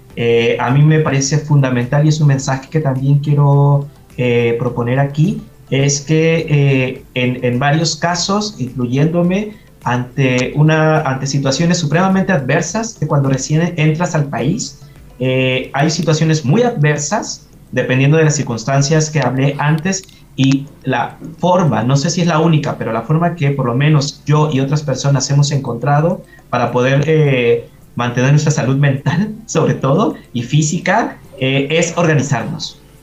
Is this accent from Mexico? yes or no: yes; Mexico; now in Chile; soy de México